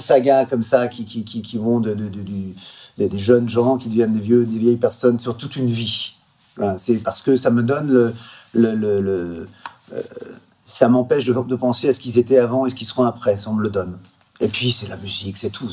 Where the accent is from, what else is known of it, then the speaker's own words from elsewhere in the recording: Quevilly, Normandy, France; chez moi, à Gros quevilly